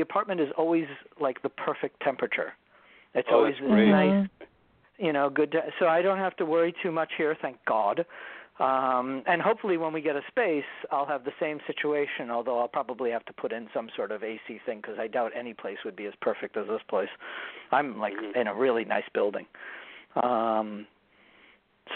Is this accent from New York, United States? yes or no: yes; New York City, New York, United States; being a New Yorker